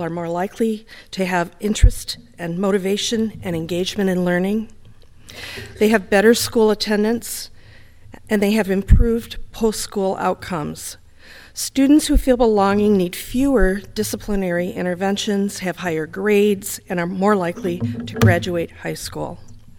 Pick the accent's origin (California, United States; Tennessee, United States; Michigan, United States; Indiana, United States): Michigan, United States; Detroit; I'm from Detroit, Michigan